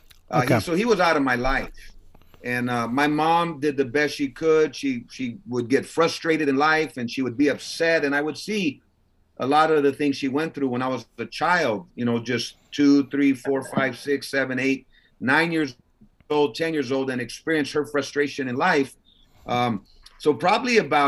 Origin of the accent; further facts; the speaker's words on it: Los Angeles, California, United States; I was born in East LA, General Hospital. So I was born out there